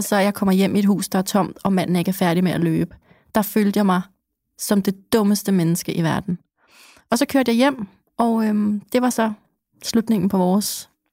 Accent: Copenhagen, Capital Region of Denmark, Denmark; som københavner

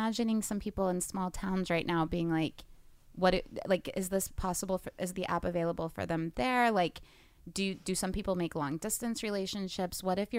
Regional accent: Kansas, United States; moved away as an adult; now in Los Angeles, United States; Like, so I'm from Kansas, and when I moved out to California, that was the first moment I had some really good friends in Kansas.

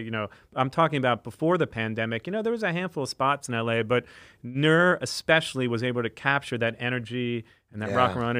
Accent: United Kingdom; Like, I'm British. That's normal.

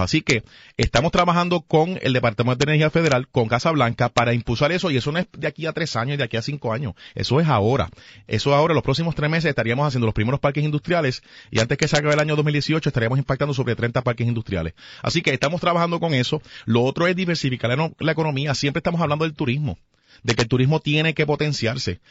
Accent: Puerto Rico; nosotros somos ciudadanos americanos.

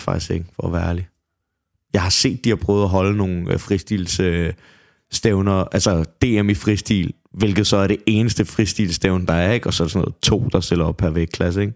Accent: Copenhagen, Capital Region of Denmark, Denmark; Jeg er fra Brøndshøj Husum

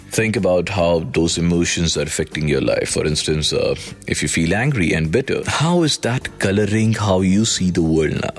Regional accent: Jammu, Jammu and Kashmir, India; एक ये मेरे होम टाउन की बात है जम्मू की

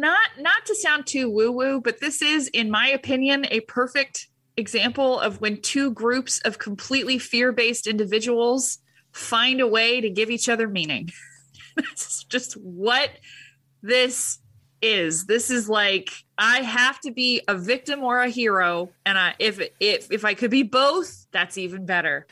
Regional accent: Huntington Beach, California, United States; I was raised in Huntington Beach

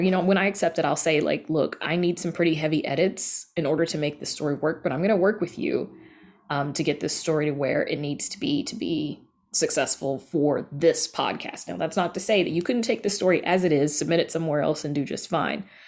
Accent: the South, United States; I grew up in the South and I grew up with hoodoo

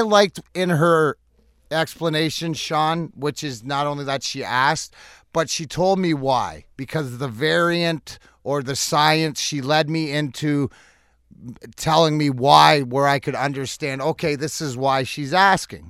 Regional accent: Canada; now in Michigan, United States; I'm Canadian

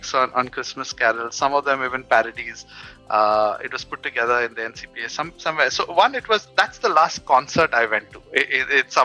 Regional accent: Mumbai, Maharashtra, India; I'm from Mumbai

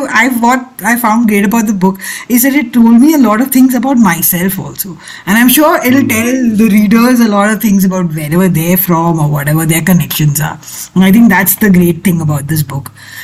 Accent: Mumbai, Maharashtra, India; my family is Nair. I had no idea that puttu, though, of course, I'm like a very bad, you know, ethnically a Malayali, but I grew up in Bombay.

